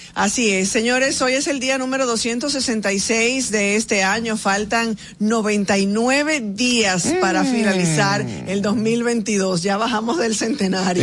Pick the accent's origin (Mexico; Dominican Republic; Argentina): Dominican Republic; como ciudadanos, como dominicanos